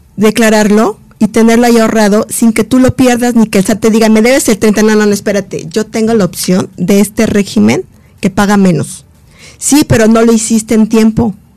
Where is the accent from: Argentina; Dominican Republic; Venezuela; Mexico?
Mexico; como mexicana